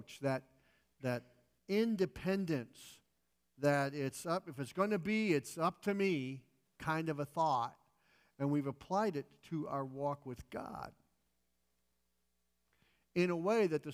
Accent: United States; functioning as an American

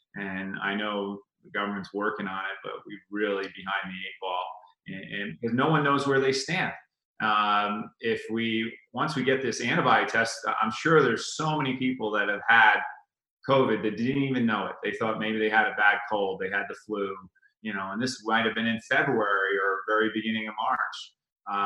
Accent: Sparta, New Jersey, United States; moved away as an adult; also born or lived in New York City; now in Pocatello, United States; I was from Sparta

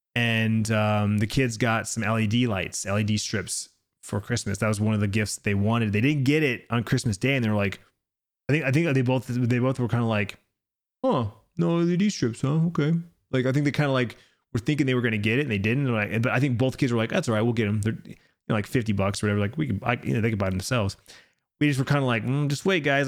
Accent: Arizona, United States; here in my home state

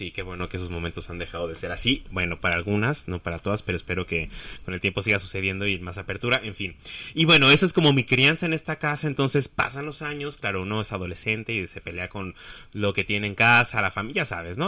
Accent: Mexico City, Mexico; también me crié en la Roma Sur, Condesa

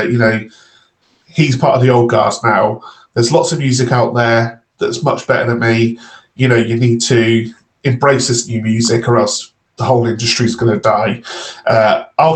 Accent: Redcar, North East England, United Kingdom; I'm from Redcar

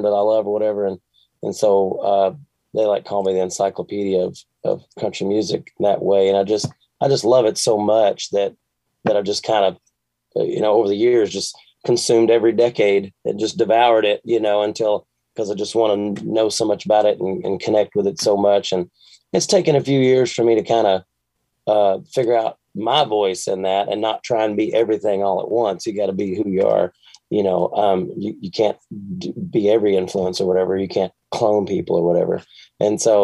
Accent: Bowling Green, Kentucky, United States; I grew up in Bowling Green, Kentucky

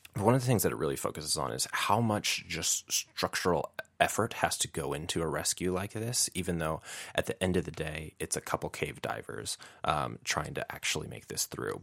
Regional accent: Chicago, Illinois, United States; I'm from Chicago, Illinois

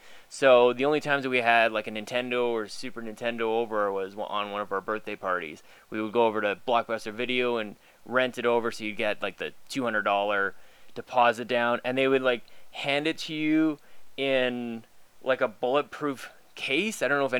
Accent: Canada; For a long time, I was playing NHL because I'm Canadian and that's what we do.

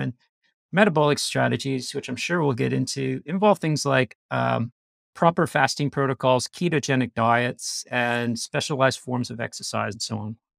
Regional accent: Canada; accent: Canadian; moved away as an adult; now in Australia; I grew up in Canada. I lived there till I was twenty-six, and then I went to Australia

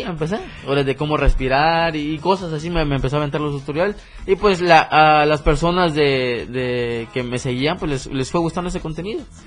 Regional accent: Chiapas, Mexico; soy de Chiapas, tal lugar.

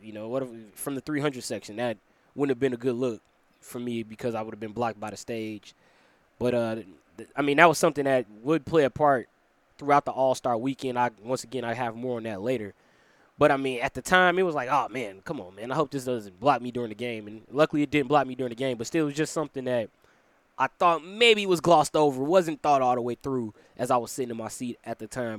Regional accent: Chicago, Illinois, United States; my hometown of Chicago, Illinois

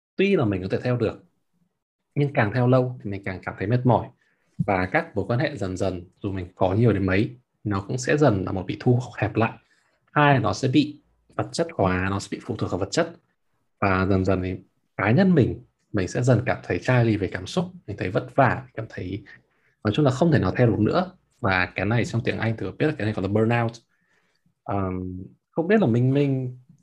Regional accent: Hanoi, Vietnam; moved away as an adult; now in Berlin, Germany; tớ từ bỏ cái việc mà tớ ở Hà Nội

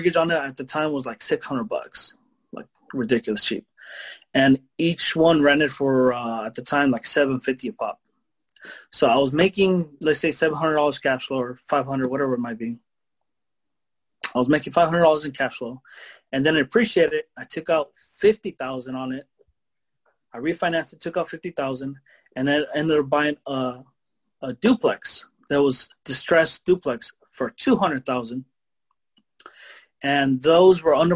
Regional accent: Mexico; now in United States; I'm from Mexico. And we didn't get those opportunities there

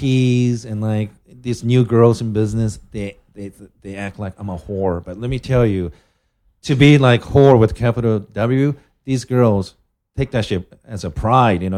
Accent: Japan; I'm from Japan

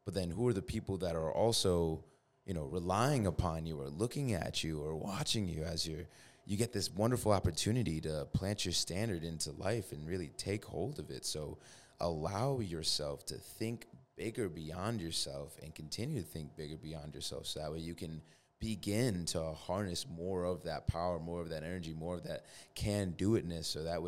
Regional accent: East Hartford, Connecticut, United States; I mean, I'm from East Hartford

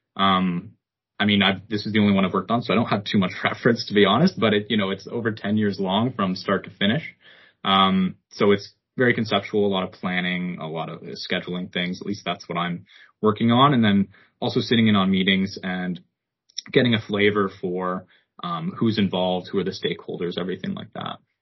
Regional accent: Ottawa, Ontario, Canada; moved away as an adult; also born or lived in Hamilton; I'm born and raised in Ottawa

